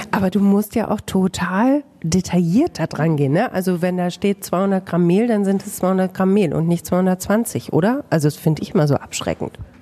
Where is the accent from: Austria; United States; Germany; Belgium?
Germany; Bamberg, Bavaria; accent: Franconian, rolled R as in Bamberg; moved away as an adult; now in Herford, Germany